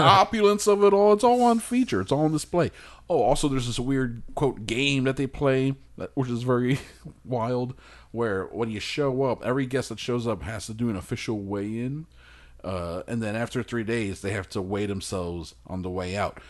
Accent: United States; I'm an anti-God American

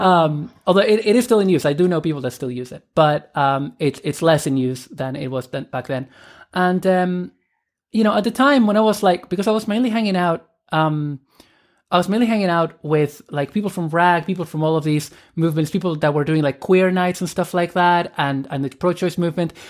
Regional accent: Argentina; moved away as an adult; also born or lived in Dublin, Ireland; I am originally from Argentina. And I emigrated to Ireland when I was eighteen in, uh, two thousand and one.

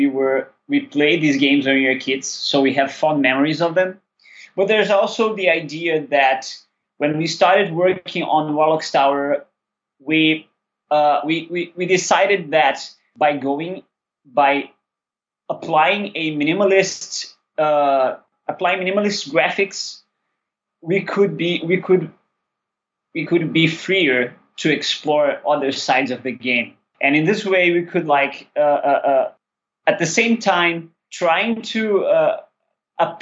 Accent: Rio de Janeiro, Brazil; We're both from Rio.

